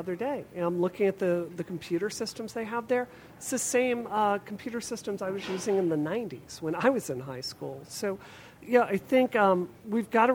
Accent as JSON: {"language": "English", "region": "Mississippi", "country": "United States", "tie": "born or raised there", "moved": "yes", "lives_now": "Massachusetts, United States", "said": "I grew up in Mississippi, which is the poorest state in America"}